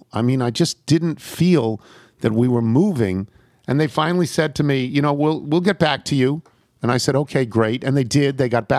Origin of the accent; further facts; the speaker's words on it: Crawfordsville, Indiana, United States; the list of famous people from my hometown of Crawfordsville, Indiana, is pretty boring.